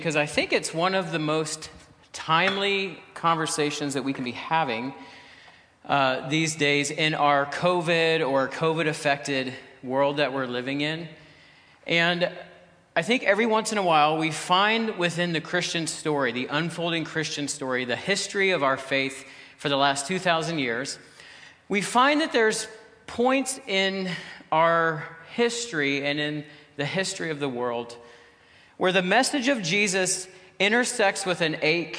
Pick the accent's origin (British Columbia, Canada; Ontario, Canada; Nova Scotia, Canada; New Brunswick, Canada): Ontario, Canada; We're …, my wife is with me, and we're from Ontario. We live in Ontario, actually.